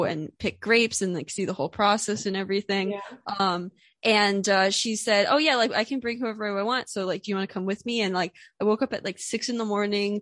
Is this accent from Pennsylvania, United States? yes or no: yes; Pennsylvania, United States; I'm from Pennsylvania. I grew up in Pennsylvania, and now I live in Philadelphia